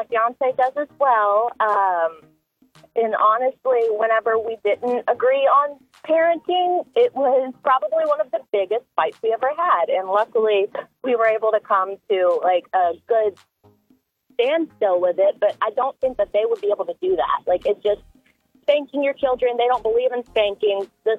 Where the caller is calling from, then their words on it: Shreveport, Louisiana, United States; I'm calling from Shreveport.